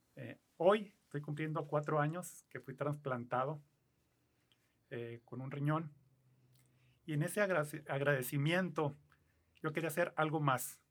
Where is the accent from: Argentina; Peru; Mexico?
Mexico; Mexicali, Baja California; yo soy aquí de Mexicali, tengo 63 años